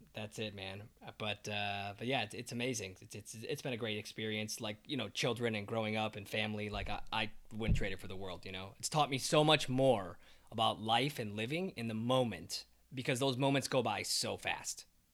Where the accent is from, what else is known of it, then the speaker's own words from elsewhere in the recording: Mexico; she was practicing Spanish. I'm from Mexican.